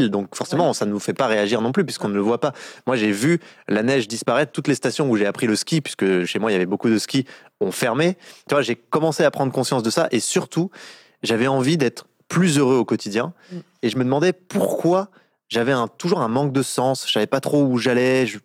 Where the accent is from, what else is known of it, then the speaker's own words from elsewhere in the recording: Bourgogne-Franche-Comté, France; born there; moi, je suis né dans le Jura, donc euh, dans un petit village de 200 habitants.